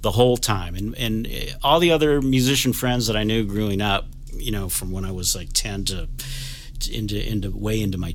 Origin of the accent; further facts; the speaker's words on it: Buffalo, New York, United States; I grew up in Buffalo, New York